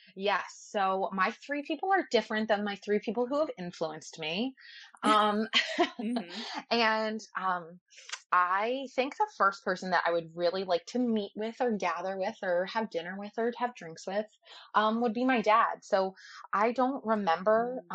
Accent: Ocean City, New Jersey, United States; I grew up in Ocean City, New Jersey

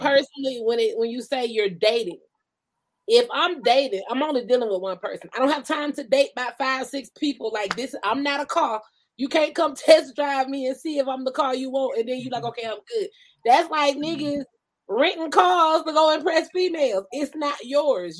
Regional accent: Georgia, United States; moved away as an adult; now in California, United States; I'm from Georgia, born and raised. I'm talking about country bumpkin

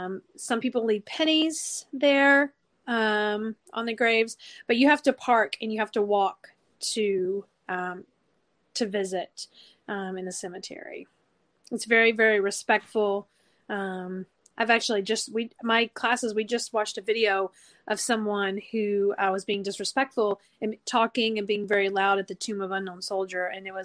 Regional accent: the South, United States; In the South, it's so hot that usually when you're out of school, you don't really want to go and like tour places that are outside or have to wait in lines.

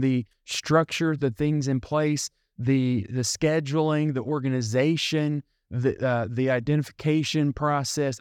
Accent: United States; They know that I'm from somewhere else. They know I'm from America.

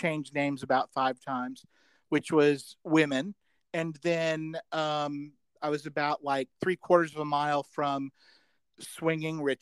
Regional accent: Birmingham, Alabama, United States; moved away as an adult; also born or lived in Chicago, Illinois / Georgia; I'm from Birmingham

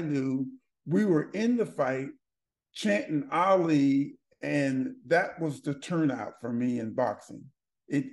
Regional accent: Berkeley, California, United States; Born and raised in Berkeley, California, which is Berkeley is up near San Francisco

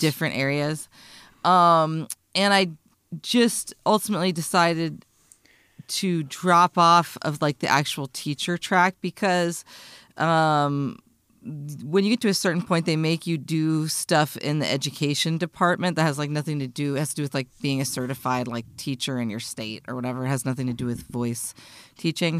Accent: United States; I'm an American

